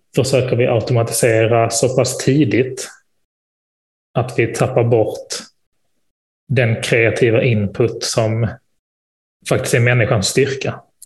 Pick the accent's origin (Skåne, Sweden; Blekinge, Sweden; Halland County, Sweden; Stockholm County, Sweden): Skåne, Sweden; Malmö; moved away; nere i Malmö där jag är född och uppvuxen